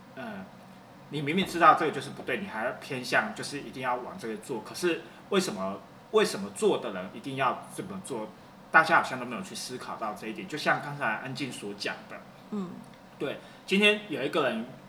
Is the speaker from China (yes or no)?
no; Taiwan; 我们台湾人普遍长辈会，习惯会，就是，比如说我们小时候犯错了，被打了